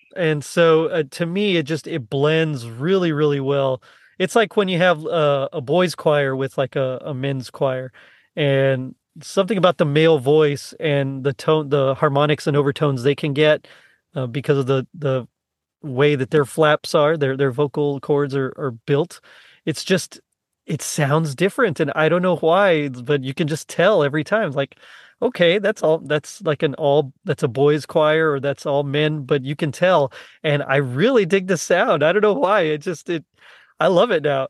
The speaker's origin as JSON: {"language": "English", "region": "South Texas", "country": "United States", "said": "I'm from the South Texas, where, like, I'm considered kinda tall"}